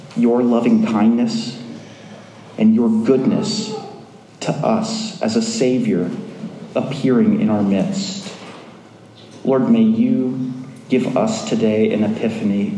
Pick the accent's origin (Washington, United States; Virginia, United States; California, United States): Virginia, United States; Springfield; also born or lived in Falls Church, Virginia; I lived in Springfield, Virginia. I was brought up in a church less than a mile from here on Franconia Road.